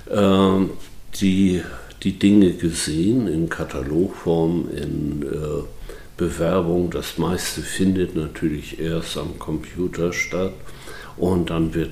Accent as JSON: {"language": "German", "town": "Büdelsdorf", "region": "Schleswig-Holstein", "country": "Germany", "tie": "born there", "said": "sind hier nicht nur geboren in Büdelsdorf, sondern haben die Welt auch von anderen"}